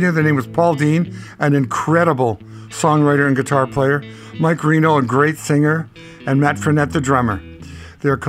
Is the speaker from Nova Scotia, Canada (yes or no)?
no; Winnipeg, Manitoba, Canada; I wasn't really into the blues growing up in Winnipeg. I was into jazz because I grew up in a jazz city